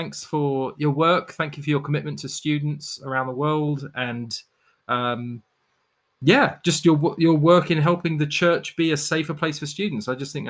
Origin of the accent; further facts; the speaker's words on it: United Kingdom; now in North America; I'm Brit